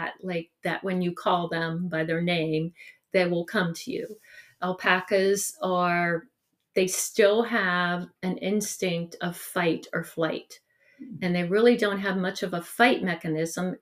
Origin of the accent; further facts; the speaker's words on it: Salem, Ohio, United States; also born or lived in East Palestine, Ohio; It was on Stewart Road, where I grew up in Salem